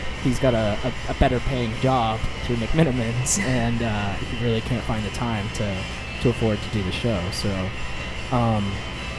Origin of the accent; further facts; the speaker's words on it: Port Townsend, Washington, United States; now in Portland, United States; I grew up in outside of Port Townsend, Washington